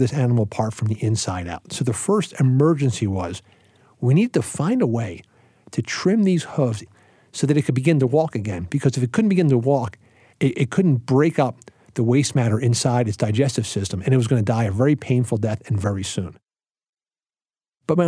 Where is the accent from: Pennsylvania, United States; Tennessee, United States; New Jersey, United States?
Pennsylvania, United States; Philadelphia; moved away as an adult; now in Lancaster County, United States; I grew up in Philadelphia